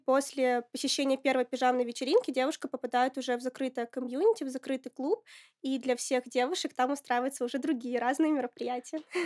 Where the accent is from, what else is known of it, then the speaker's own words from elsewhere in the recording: Apatity, Murmansk Oblast, Russia; moved away as an adult; now in Moscow, Russia; Я родилась в Апатитах, это Мурманская область.